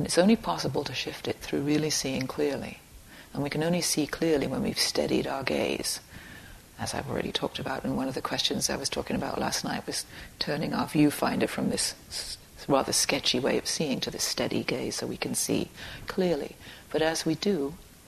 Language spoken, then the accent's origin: English; Dorset, South West England, United Kingdom; I grew up in Dorset in England.